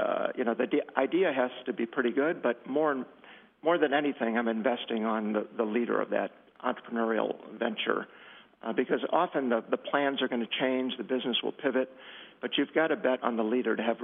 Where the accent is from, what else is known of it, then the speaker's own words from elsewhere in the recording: Northwest Indiana, United States; moved away as an adult; now in Chicago, United States; I grew up in Northwest Indiana